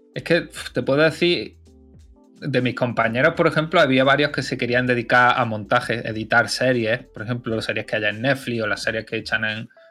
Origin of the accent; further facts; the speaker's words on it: Loja, Andalusia, Spain; also born or lived in Barcelona / Mainz; mi pueblo es, entre los pueblos, sí, sí, es de los más grandes que hay mm. aquí. Loja